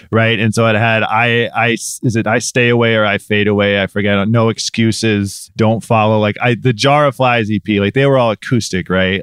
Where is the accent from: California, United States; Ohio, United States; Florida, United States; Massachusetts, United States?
Ohio, United States; Medina; also born or lived in Cleveland, Ohio / St. Louis, Missouri; I was born in Cleveland. I lived in Saint Louis, Missouri for a little while as a kid, but primarily Medina. which is, you know, a suburb of Cleveland